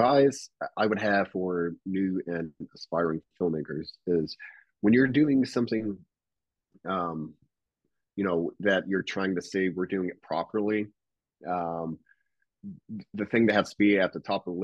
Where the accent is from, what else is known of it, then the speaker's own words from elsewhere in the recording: near Louisville, Kentucky, Indiana, United States; moved away; I flew back home to Indiana